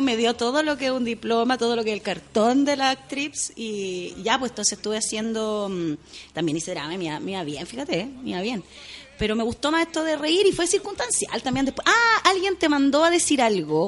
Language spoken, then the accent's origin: Spanish; Santiago, Santiago Metropolitan Region, Chile; also born or lived in Lota; nací en Lota, pero eh, muy, muy guaguita me para Santiago, sí, soy, soy santiaguina